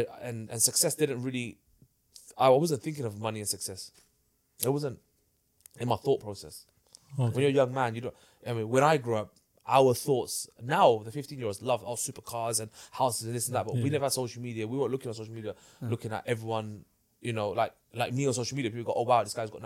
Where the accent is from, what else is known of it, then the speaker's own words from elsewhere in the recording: London, United Kingdom; I grew up in Hackney, in a place where people rob you